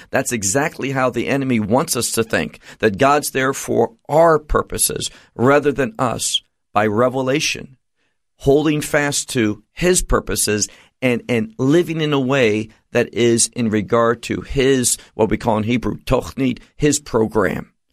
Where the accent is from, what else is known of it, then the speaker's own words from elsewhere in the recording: United States; moved away; where I grew up in America